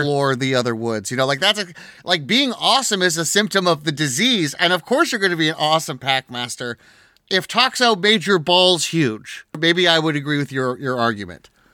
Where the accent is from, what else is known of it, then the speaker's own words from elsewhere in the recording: Southwest California, United States; we come from Southwest California